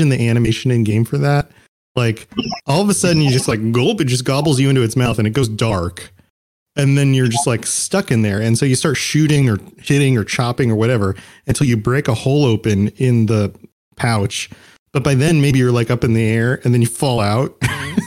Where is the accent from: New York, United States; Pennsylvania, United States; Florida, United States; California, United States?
Florida, United States; Growing up in Florida, you're at the beach